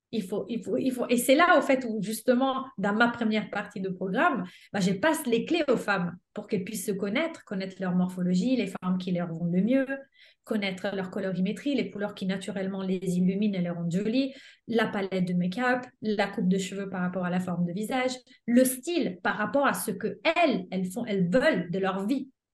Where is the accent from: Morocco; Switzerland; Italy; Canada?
Italy; French is a second language; moved away as an adult; now in France; j'avais passé mon bac en Italie